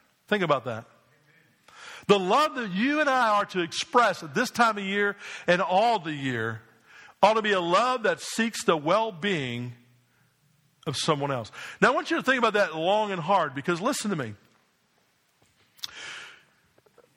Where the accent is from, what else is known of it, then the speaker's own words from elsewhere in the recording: New Jersey, United States; I'm from New Jersey.